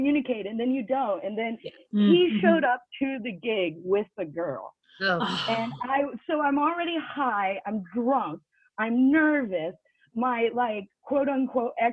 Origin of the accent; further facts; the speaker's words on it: United States; moved away as an adult; also born or lived in North Carolina / New York City; now in United Kingdom; I'm originally from America. I live in the UK